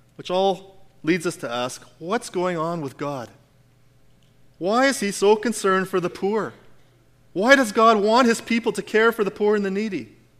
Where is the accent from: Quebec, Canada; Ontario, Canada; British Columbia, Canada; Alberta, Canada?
Alberta, Canada; we're Canadian. We're Albertans.